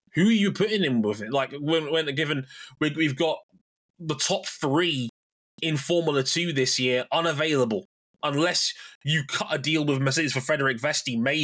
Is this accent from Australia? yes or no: no; United Kingdom; also born or lived in Jamaica; As a Brit